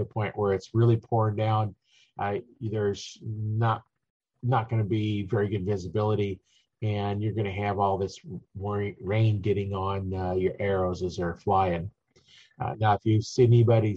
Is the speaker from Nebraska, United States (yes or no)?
yes; Nebraska, United States; I'm from Nebraska, so we hunt in the wintertime